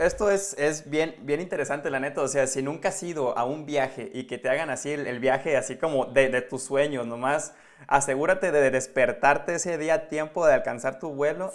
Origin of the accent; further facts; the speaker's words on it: Concordia, Mexico; yo soy de Concordia, también del norte